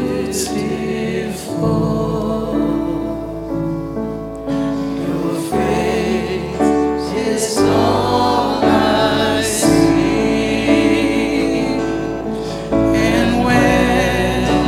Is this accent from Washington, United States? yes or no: no; Janesville, Iowa, United States; I'm the kid from Janesville, Iowa